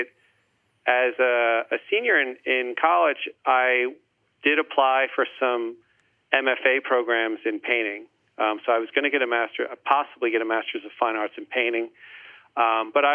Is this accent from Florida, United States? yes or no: no; Plainfield, New Jersey, United States; I grew up in Plainfield, New Jersey